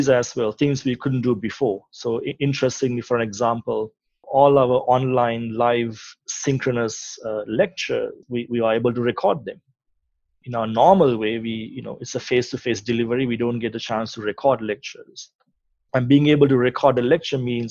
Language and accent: English; Sri Lanka; moved away; I'm from Sri Lanka. I grew up in Sri Lanka, did my tertiary education there